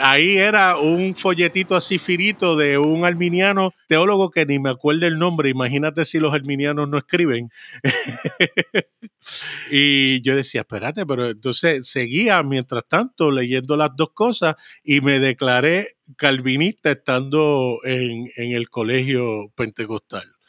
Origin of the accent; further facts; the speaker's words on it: Puerto Rico; also born or lived in Brooklyn, New York, United States / San Juan, Puerto Rico; nací en San Juan, Puerto Rico. A los tres años me fui para Brooklyn, New York.